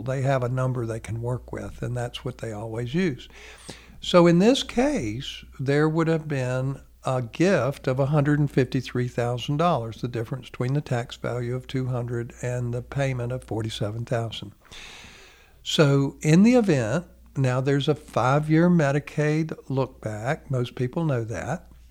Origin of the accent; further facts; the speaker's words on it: United States; being an American